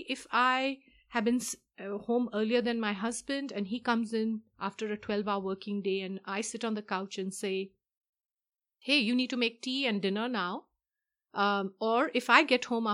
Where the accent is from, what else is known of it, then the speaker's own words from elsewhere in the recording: India; moved away; I am from India myself